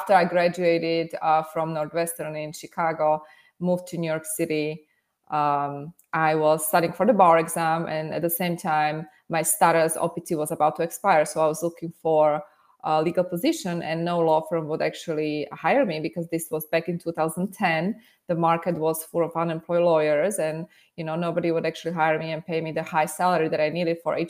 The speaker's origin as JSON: {"language": "English", "country": "Slovakia", "tie": "born or raised there", "second_language": "English", "moved": "as an adult", "lives_now": "United States", "said": "originally I was born and raised in Slovakia"}